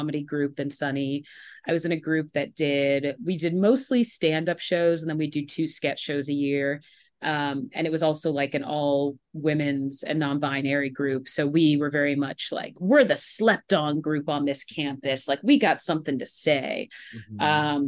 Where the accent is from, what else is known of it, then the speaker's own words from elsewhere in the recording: East Coast, United States; moved away as an adult; now in Los Angeles, United States; I'm from the East Coast